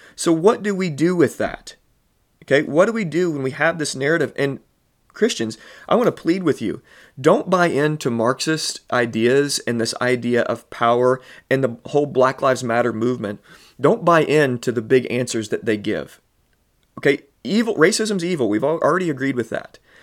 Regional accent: Southern Illinois, United States; I'm born and raised in Southern Illinois

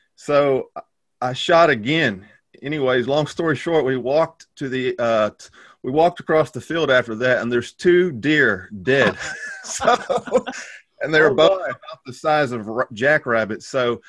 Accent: Texas, United States; moved away as an adult; also born or lived in Taiwan / Bratislava, Slovakia / Houston, Texas; So I grew up in Texas. I'm a country boy. Grew up hunting and fishing and romping around the woods like a wild man.

